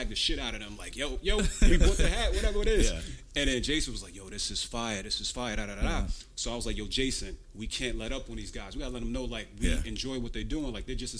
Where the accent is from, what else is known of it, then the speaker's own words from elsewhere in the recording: New York City, New York, United States; I'm from Bed-Stuy, Brooklyn. The old Bed-Stuy